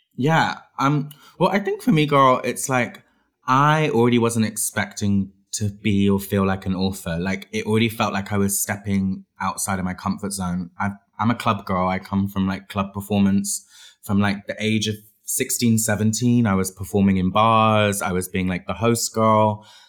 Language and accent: English; Bristol, South West England, United Kingdom; I grew up in Bristol, in England